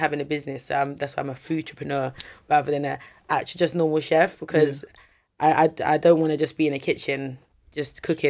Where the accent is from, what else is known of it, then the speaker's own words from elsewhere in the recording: London, United Kingdom; Like, obviously, I'm from South London, innit? So, people who know me, like, know me, innit? Yeah, yeah, but this, I'm a happy persona, but I grew up in the ends, innit?